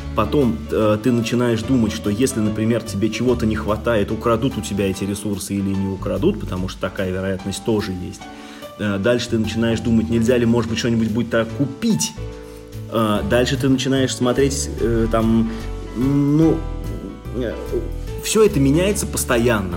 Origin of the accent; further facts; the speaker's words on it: Russia; я человек, который родился в России